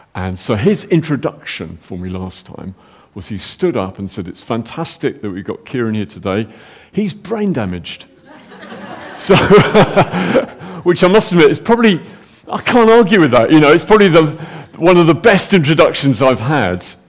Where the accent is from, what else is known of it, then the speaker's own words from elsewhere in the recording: United Kingdom; we're British